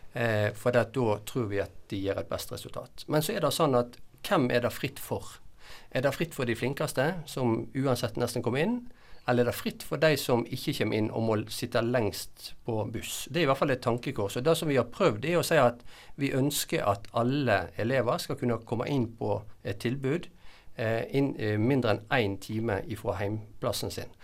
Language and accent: Norwegian; Nordhordland, Vestland, Norway; jeg sa jeg kom fra Nordhordland.